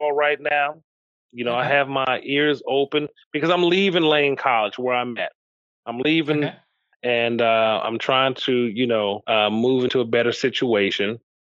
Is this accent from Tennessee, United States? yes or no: yes; Memphis, Tennessee, United States; I grew up in Memphis